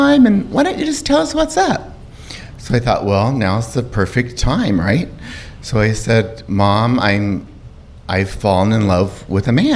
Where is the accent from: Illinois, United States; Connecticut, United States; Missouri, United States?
Missouri, United States; also born or lived in Arkansas; I was born in 1961 in Arkansas, and I was raised pretty much in a small town in Missouri